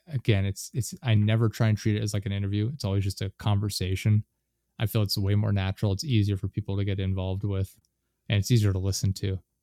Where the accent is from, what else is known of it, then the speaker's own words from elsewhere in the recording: North Carolina, United States; also born or lived in central Pennsylvania; now in Pennsylvania, United States; I spent a lot of time growing up in North Carolina, but we live in central Pennsylvania right now